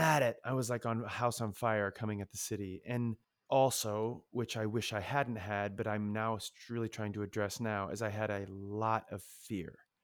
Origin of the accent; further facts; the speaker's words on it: Ohio, United States; moved away; also born or lived in Michigan; growing up in Ohio, you're a Buckeye